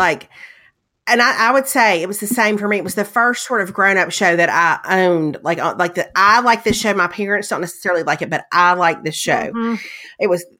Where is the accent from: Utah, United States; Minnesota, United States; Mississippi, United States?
Mississippi, United States; born or raised there